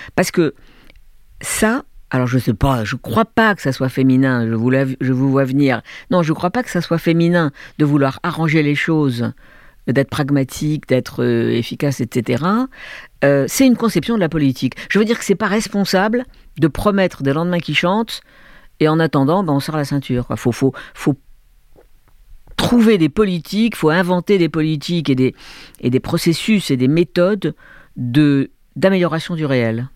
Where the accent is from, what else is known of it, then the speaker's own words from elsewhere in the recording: Algiers, Algiers Province, Algeria; moved away; also born or lived in France / Hong Kong / Beijing; J'ai grandi avec la guerre d'Algérie, dans une famille de gauche, de juifs de gauche, à Alger